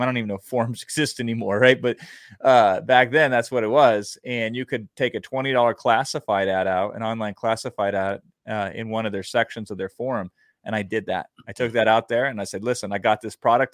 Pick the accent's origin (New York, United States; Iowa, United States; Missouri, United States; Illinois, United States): Iowa, United States; I grew up in Iowa